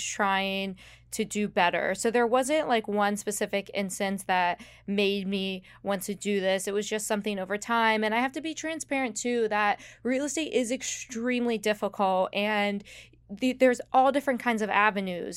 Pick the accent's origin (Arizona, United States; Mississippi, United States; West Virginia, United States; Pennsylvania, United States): West Virginia, United States; moved away as an adult; now in South Florida, United States; I grew up in one of the least populated counties in West Virginia.